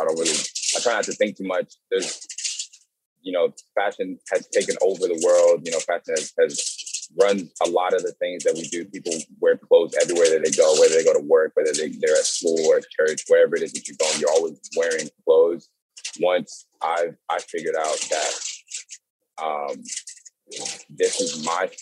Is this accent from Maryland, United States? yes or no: yes; Maryland, United States; moved away; also born or lived in Dallas, Texas; I grew up in Maryland, and in Maryland, you know, people grew up wearing like snapbacks